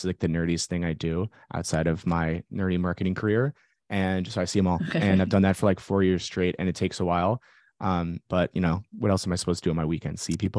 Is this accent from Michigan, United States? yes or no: no; San Francisco Bay Area, California, United States; Okay. Yes, I'm from the Bay Area